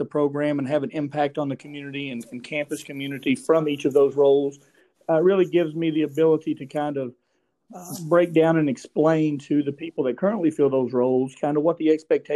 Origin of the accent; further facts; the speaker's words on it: Grundy, Virginia, United States; I'm from Grundy originally, graduated from Grundy Senior High School